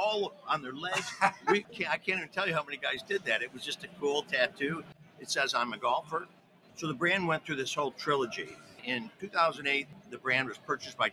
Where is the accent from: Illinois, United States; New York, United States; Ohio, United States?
Ohio, United States; My brother and I, we grew up as caddies. We grew up in Ohio